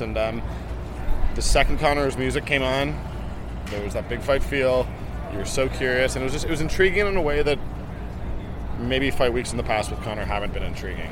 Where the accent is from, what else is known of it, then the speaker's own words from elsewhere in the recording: Toronto, Ontario, Canada; I'm I'm Canadian. I'm born and raised in Toronto